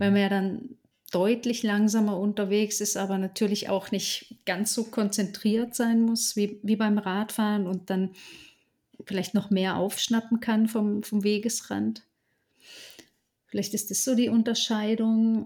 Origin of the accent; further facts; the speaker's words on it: Southern Black Forest, Baden-Württemberg, Germany; also born or lived in Allgäu; im Südschwarzwald dann eben in meiner Heimat